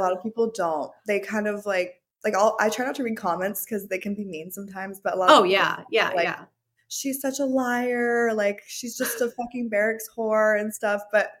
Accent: Hawaii, United States; Yeah. So I grew up in Hawaii. My parents were military, so they were really hard on me. But I grew up in Hawaii and I just surfed, skipped school a lot.

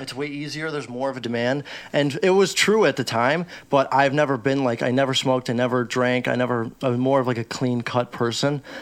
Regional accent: Chicago, Illinois, United States; I grew up in Chicago. I'm from Chicago.

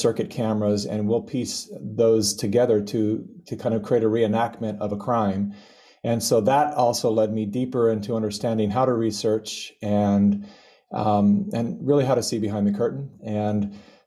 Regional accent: California, United States; I was born and raised in California

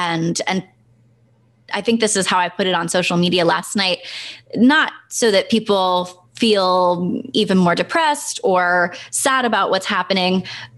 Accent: Senegal; We grew up, Brandon and I grew up in Senegal.

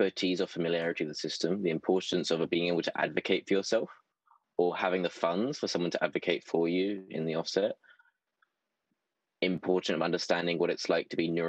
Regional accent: London, United Kingdom; also born or lived in Bristol / Berkeley, California; I'm from South London

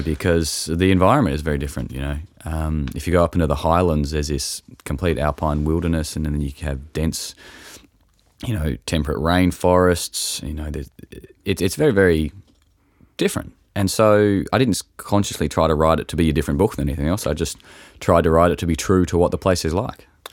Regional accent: Tasmania, Australia; I grew up in Tasmania and I've lived in different parts of it

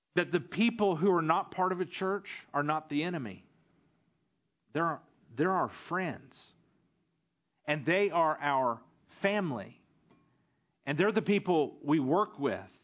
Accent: the South, United States; now in Stuttgart, Germany; growing up in the South

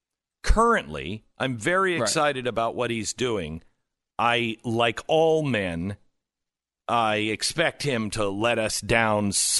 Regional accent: Seattle, Washington, United States; I'm from Seattle area, so she probably is not a fan of mine

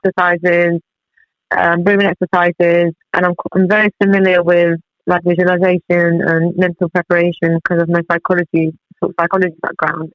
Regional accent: Tehran, Tehran Province, Iran; moved away; I was born in Iran, in Tehran, bang in the middle of the Middle East. I was born there, I grew up there, and so I've been here for like 20 years now

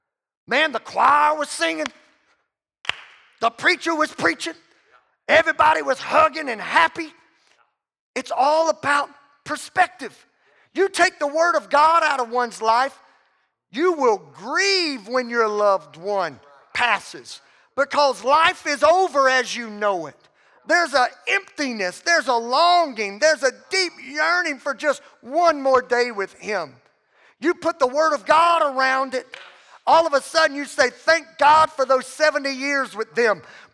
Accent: the South, United States; And man, I come from the South where, you know, when a loved one dies, you know, you go to a viewing service.

